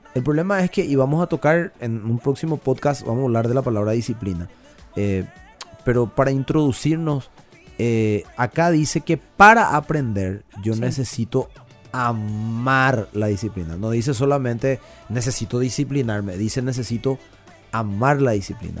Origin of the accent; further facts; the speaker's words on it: Paraguay; la idiosincrasia nuestra como paraguayo